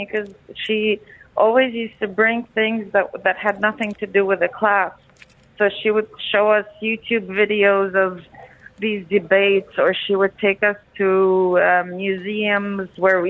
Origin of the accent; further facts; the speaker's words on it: Dubai, United Arab Emirates; moved away as an adult; also born or lived in Paris; Yeah, I grew up in Dubai, so I've been here since I was 4. And then as soon as I turned 18, I'm like, bye, leaving, not coming back.